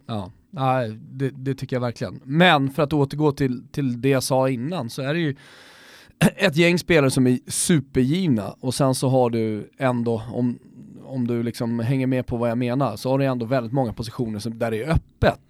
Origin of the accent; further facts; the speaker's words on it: Sweden; som svensk